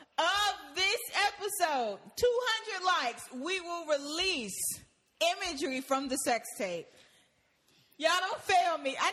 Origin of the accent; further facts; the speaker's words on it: Maryland, United States; now in Atlanta, United States; Because you got to think, I moved to Atlanta from Maryland.